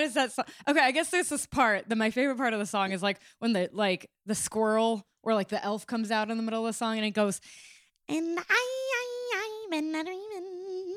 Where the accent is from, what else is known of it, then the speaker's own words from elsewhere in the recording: California, United States; moved away; I grew up in California